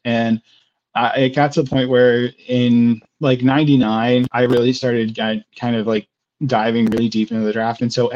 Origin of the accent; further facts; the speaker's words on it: right outside of Indianapolis, United States; So I grew up in Indiana. So I grew up right outside of Indianapolis